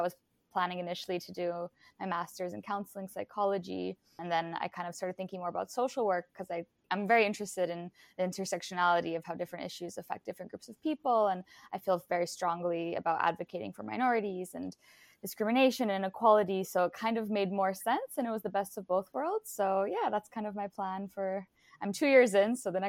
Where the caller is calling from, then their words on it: British Columbia, Canada; Today, I'm joining you both from the unceded ancestral and traditional territory of the Musqueam, Squamish, and Tsleil-Wau